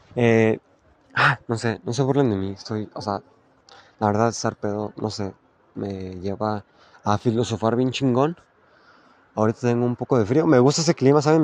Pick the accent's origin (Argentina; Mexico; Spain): Mexico; La Piedad, Michoacán; Yo soy de La Piedad, Michoacán